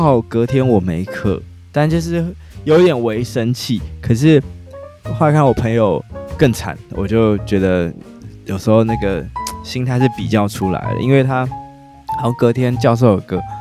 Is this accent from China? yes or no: no; Taiwan; 可能是因为我是台湾人